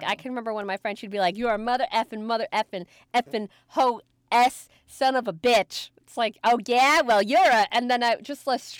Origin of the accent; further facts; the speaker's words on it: New York City, New York, United States; I grew up in the Bronx?